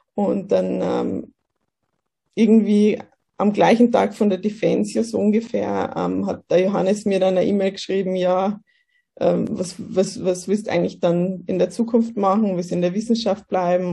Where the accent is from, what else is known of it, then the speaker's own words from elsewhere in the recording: Kelheim, Bavaria, Germany; moved away as an adult; now in Austria; ich bin aus, äh, komme aus Bayern. Aus Kelheim